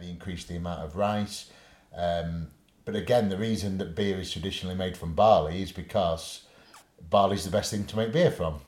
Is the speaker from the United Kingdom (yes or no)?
yes; Sheffield, Yorkshire and the Humber, United Kingdom; accent: Yorkshire; I'm from Sheffield